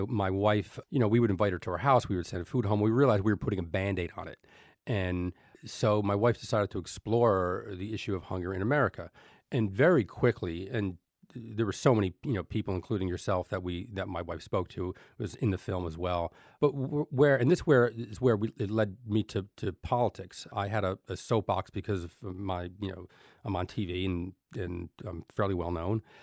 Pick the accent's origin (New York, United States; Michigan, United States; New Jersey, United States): New Jersey, United States; Elizabeth; I grew up in Elizabeth, New Jersey